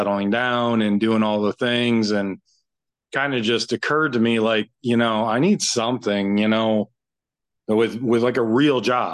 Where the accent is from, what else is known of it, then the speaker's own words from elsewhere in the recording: Kalamazoo, Michigan, United States; also born or lived in Florida; Kalamazoo, Michigan. Born and raised.